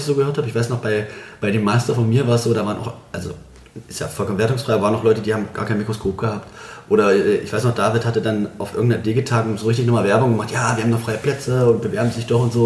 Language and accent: German; Bitterfeld, Saxony-Anhalt, Germany; also born or lived in Berlin; now in Leipzig, Germany; bin ja Bitterfeld-Halle da so groß geworden